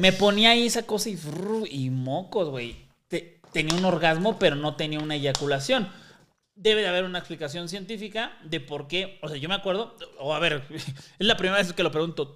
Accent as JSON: {"language": "Spanish", "region": "Mexico City", "country": "Mexico", "tie": "born or raised there", "also_born_or_lived": "Roma, Mexico City", "said": "Yo crecí en Iztapalapa"}